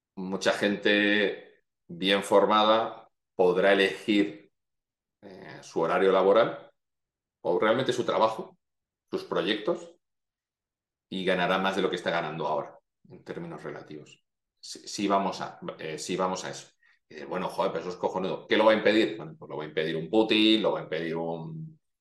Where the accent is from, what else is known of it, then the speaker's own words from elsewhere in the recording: Madrid, Community of Madrid, Spain; also born or lived in Pontevedra; yo, mi familia es de Galicia, yo nací en Madrid